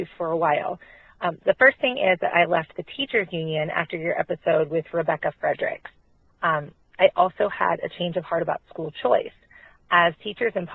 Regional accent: Pennsylvania, United States; I'm from Pennsylvania.

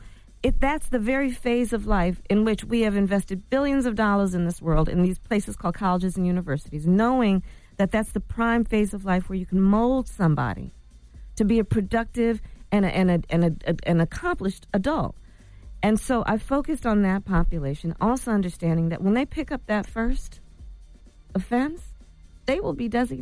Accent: Oakland, California, United States; born there; I was born in Oakland.

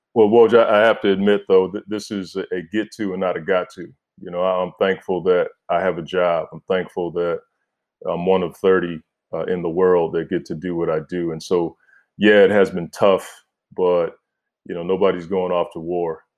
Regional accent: Oxon Hill, Maryland, United States; moved away; I'm from Oxon Hill, Maryland, P G County, D M V. Like, that's, that's where I'm from

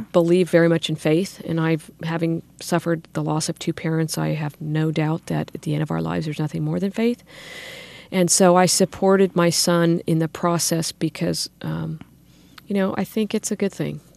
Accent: Sacramento, California, United States; grew up in the Arden area went to local schools

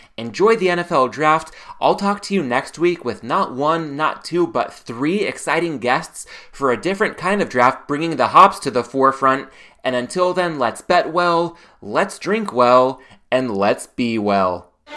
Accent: Southern California, United States; born and raised in Southern California

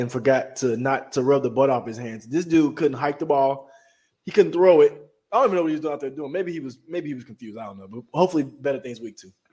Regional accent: Chicago, Illinois, United States; my hometown Chicago Sky

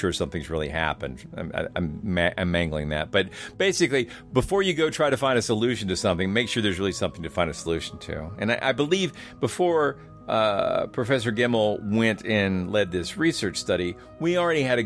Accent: Georgia, United States

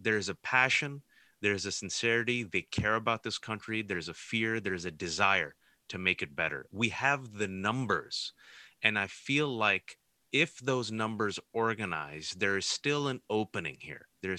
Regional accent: United States; I'm an American. I was born and raised in this country. This is the country that I call my home.

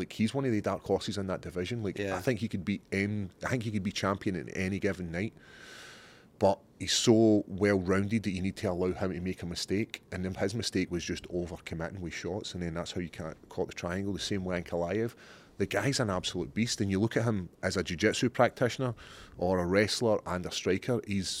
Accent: Scotland, United Kingdom; I don't know. I think it's being Scottish.

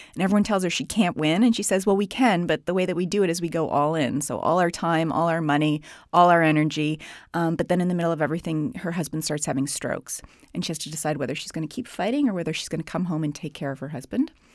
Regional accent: Canada; I'm from Canada.

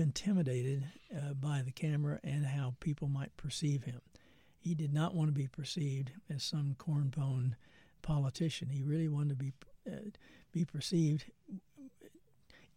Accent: Muskogee, Oklahoma, United States; moved away; I grew up in a town in Oklahoma, Muskogee, Oklahoma

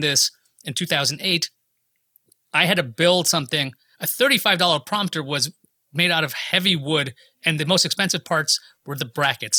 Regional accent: New York, United States; I'm from New York

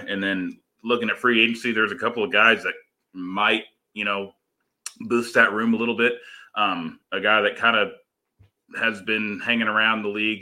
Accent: Missouri, United States; now in California, United States; I'm originally from Missouri, moved out here to California

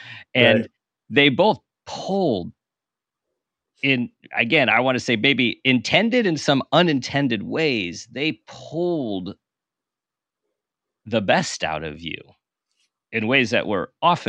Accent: California, United States; I'm from California.

